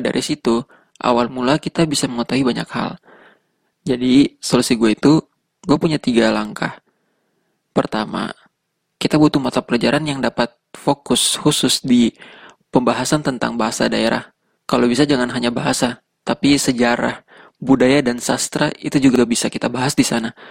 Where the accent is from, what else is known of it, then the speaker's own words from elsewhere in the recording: Tidore, North Maluku, Indonesia; accent: Tidore; dari kecil gue ngomong sama orang di rumah sama teman-teman pakainya bahasa Indonesia tapi logatnya itu logat kita gitu jadi bukan bahasa bahasa tidore asli gitu bukan jadi ya kurang terbiasa taunya cuma beberapa kata dan kalimat doang